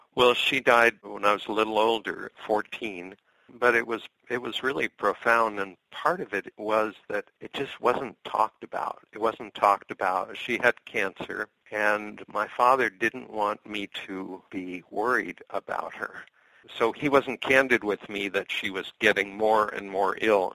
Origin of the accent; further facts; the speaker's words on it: Scarsdale, New York, United States; now in Lopez Island, United States; I'm originally from the East. I'm from Westchester County, from Scarsdale, New York